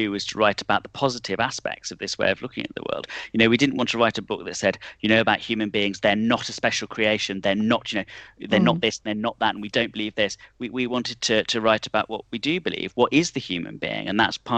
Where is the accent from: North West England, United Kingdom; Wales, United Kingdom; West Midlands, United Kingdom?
West Midlands, United Kingdom; Nuneaton; I was born in the George Eliot Hospital, that's why. We share a hometown.